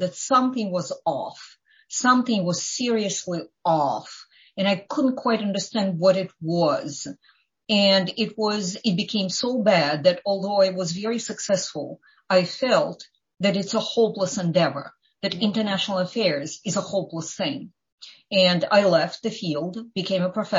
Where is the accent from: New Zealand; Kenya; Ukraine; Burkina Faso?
Ukraine; first language Ukrainian; English is a second language; moved away as an adult; I was born and was growing up in the Soviet Union